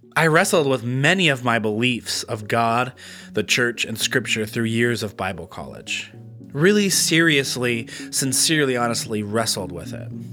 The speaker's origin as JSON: {"language": "English", "town": "Grand Rapids", "region": "Michigan", "country": "United States", "moved": "as an adult", "lives_now": "Flint, United States", "said": "I'm from Grand Rapids, Michigan"}